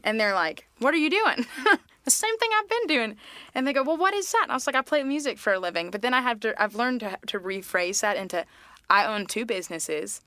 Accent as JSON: {"language": "English", "town": "Mint Hill", "region": "North Carolina", "country": "United States", "tie": "born or raised there", "also_born_or_lived": "Tennessee / Charlotte", "said": "growing up in Mint Hills"}